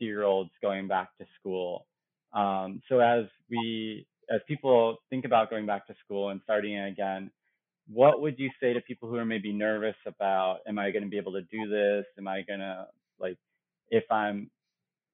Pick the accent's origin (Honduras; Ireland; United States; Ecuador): United States; Illinois; now in Chicago, United States; I grew up in Illinois, but not in the Chicago area.